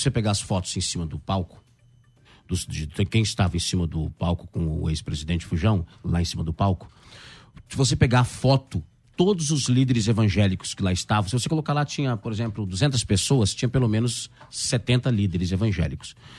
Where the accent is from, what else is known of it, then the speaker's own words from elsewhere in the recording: interior of Paraná, Brazil; moved away; eu vim do interior do Paraná